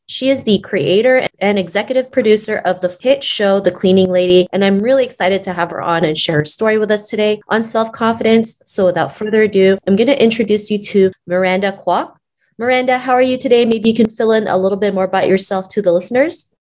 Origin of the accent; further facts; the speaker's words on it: Toronto, Ontario, Canada; growing up in Toronto